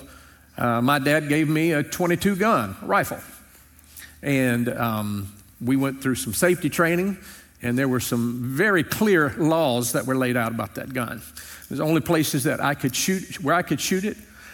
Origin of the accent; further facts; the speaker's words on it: Louisiana, United States; When I was growing up in Louisiana, amen. I grew up on a small farm